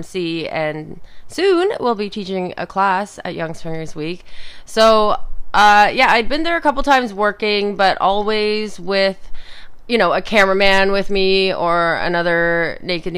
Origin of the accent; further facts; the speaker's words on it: Toronto, Ontario, Canada; growing up in Toronto